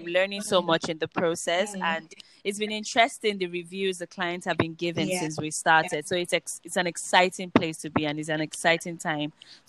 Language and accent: English; Nigeria; No, but I was born here in Nigeria.